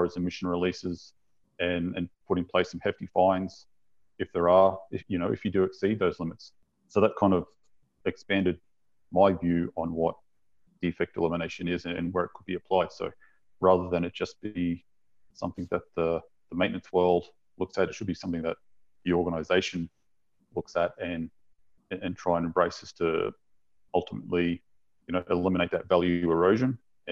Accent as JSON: {"language": "English", "country": "Australia", "moved": "as an adult", "lives_now": "Salt Lake City, United States", "said": "I'm from Australia originally"}